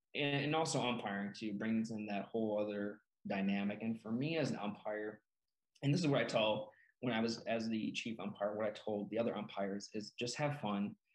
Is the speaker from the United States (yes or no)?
yes; Peru, Illinois, United States; my hometown of Peru, Illinois, small town